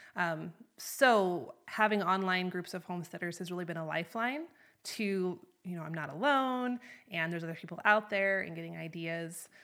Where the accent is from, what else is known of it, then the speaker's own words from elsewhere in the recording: North Idaho, United States; moved away as an adult; also born or lived in Wyoming; now in Chugwater, United States; I'm originally from North Idaho, up in the Panhandle. And when I was eighteen, I came to Wyoming